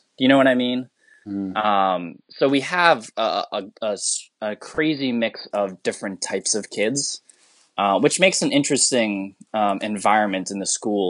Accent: Philippines; I'm so ashamed to say this as a Filipino, but I can understand it, but I can't speak a lick of it.

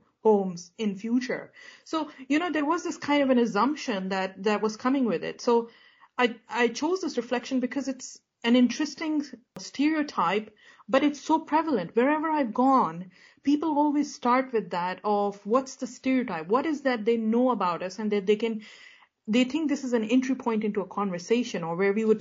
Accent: United Kingdom; as a British Pakistani

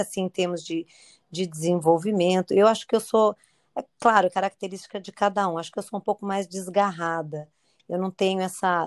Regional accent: Campinas, São Paulo, Brazil; moved away as an adult; also born or lived in Curitiba; now in Niterói, Brazil; Nasci em São Paulo, capital. E aí, pequena, nos mudamos para Campinas

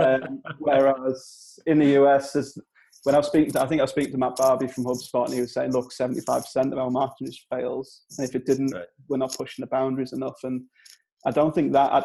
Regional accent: Durham, North East England, United Kingdom; accent: Northern English; now in Clitheroe, United Kingdom; I'm from I'm from Durham, so not too far away from there

